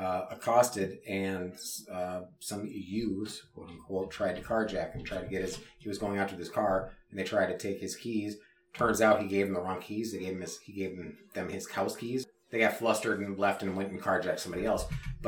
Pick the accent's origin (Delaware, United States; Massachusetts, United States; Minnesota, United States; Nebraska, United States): Minnesota, United States; Minneapolis; We're from Minneapolis.